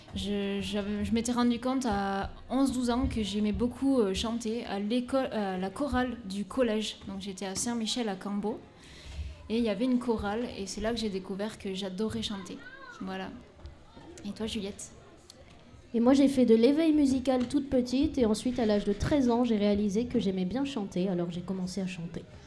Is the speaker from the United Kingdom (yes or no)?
no; Madagascar; je suis née à Madagascar.